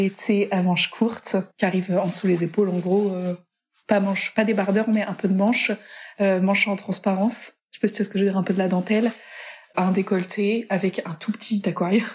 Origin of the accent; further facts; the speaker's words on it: Brittany, France; je suis pas vendéenne à la base, je suis bretonne.